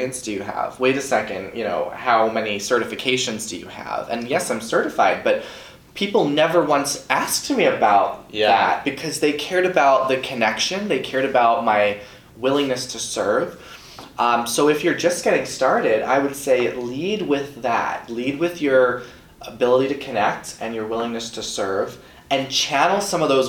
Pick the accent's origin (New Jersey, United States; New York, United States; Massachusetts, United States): New York, United States; Long Island; I grew up on Long Island, New York